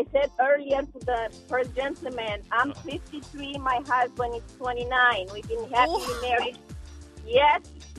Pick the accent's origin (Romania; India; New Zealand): Romania; moved away; I am from Romania.